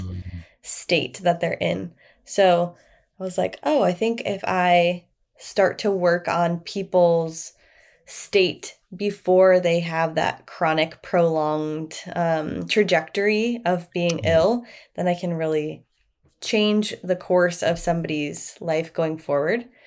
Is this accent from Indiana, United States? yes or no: yes; near Chicago, Indiana, United States; moved away as an adult; now in Austin, United States; I'm from the Midwest. I'm from Indiana, just near Chicago.